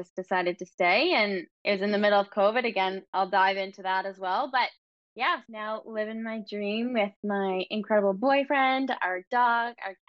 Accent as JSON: {"language": "English", "town": "Fredericton", "region": "New Brunswick", "country": "Canada", "tie": "born or raised there", "moved": "as an adult", "lives_now": "Saint John, Canada", "said": "born and raised on the East Coast. So I was actually born in Fredericton, New Brunswick, moved to St. John, New Brunswick about 6-ish years ago now to finish my university degree."}